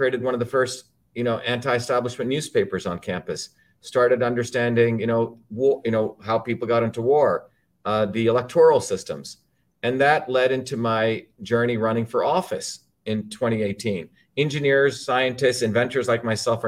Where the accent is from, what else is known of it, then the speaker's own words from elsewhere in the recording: India; moved away; I grew up originally in India